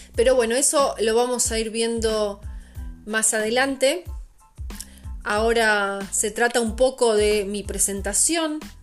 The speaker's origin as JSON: {"language": "Spanish", "country": "Argentina", "also_born_or_lived": "La Plata", "moved": "as an adult", "lives_now": "Portugal", "said": "yo salí de Argentina en agosto del 2019 sin pasaje de ida"}